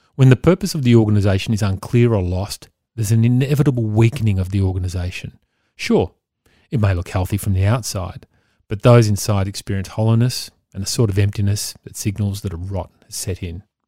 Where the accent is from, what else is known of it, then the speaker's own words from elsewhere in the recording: Victoria, Australia; my home state of Victoria